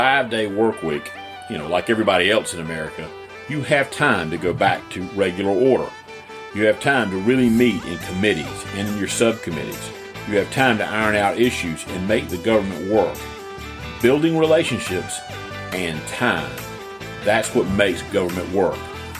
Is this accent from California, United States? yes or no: no; South Carolina, United States; moved away as an adult; my home state of South Carolina. For the first 32 years of my life